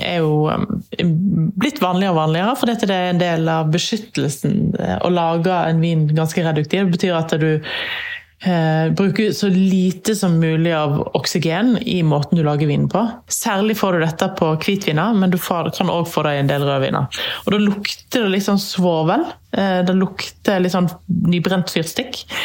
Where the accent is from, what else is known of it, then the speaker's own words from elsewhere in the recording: Norway; her hjemme i Norge